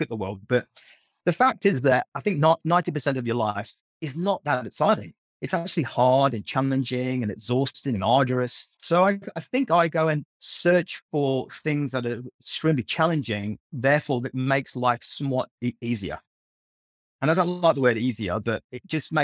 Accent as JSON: {"language": "English", "area": "Leicestershire", "region": "East Midlands", "country": "United Kingdom", "tie": "born or raised there", "moved": "as an adult", "lives_now": "Australia", "said": "I was brought up in a tiny little village in the centre of England, a place called Leicestershire"}